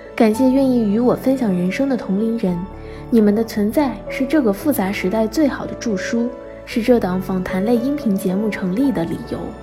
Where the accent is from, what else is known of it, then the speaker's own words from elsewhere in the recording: southeast coast, China; moved away as an adult; also born or lived in Beijing; 我从小在东南沿海的一座小城长大，后来去帝都完成了本科学业